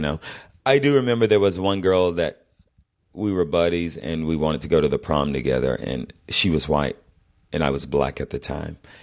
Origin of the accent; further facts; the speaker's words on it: Fayetteville, Georgia, United States; moved away; I'm from the South, and I'm from what was then fairly deep South